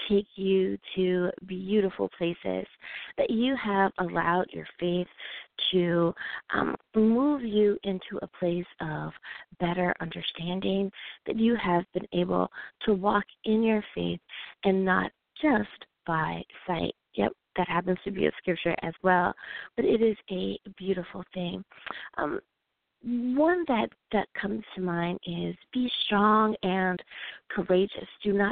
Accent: United States

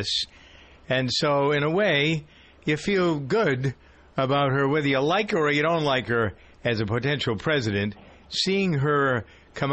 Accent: Framingham, Massachusetts, United States; my hometown of Framingham

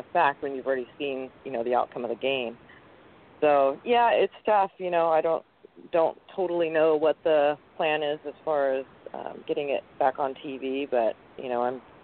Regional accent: Ferndale, Washington, United States; I'm from kind of, you know, basically almost Canada up in Ferndale

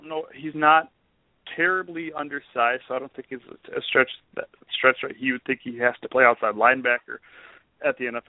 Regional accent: South Dakota, United States; I'm from South Dakota

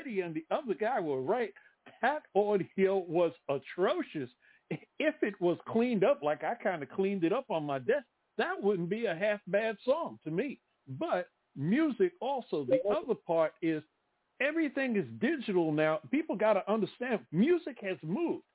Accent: New York City, New York, United States; I grew up in the Bronx

